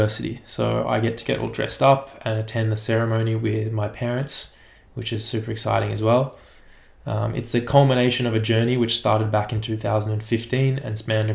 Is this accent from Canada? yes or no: no; Australia; also born or lived in Melbourne; now in Sorrento, Australia